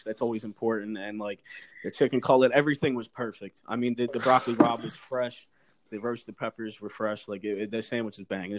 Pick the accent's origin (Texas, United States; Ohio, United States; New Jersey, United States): New Jersey, United States; Philly's always been like a second home. It's where my family's from. You know, I grew up in Jersey, though, South Jersey.